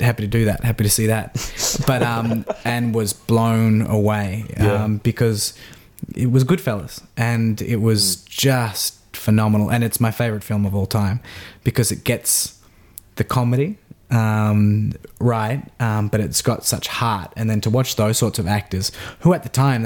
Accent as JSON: {"language": "English", "town": "Melbourne", "region": "Victoria", "country": "Australia", "tie": "born or raised there", "said": "growing up in Box Hill in the eastern suburbs of Melbourne"}